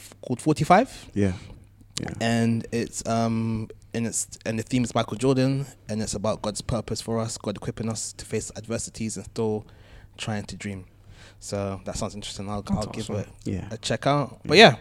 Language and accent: English; United Kingdom; I was raised in Britain